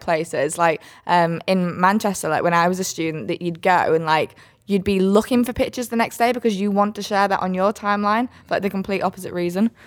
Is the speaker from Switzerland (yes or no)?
yes; Switzerland; born or raised there; moved away